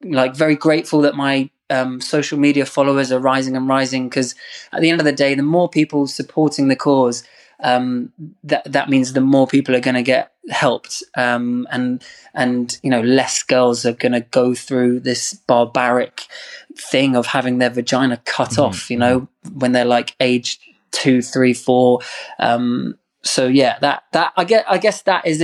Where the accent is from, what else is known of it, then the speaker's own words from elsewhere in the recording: England, United Kingdom; I love being English and I love England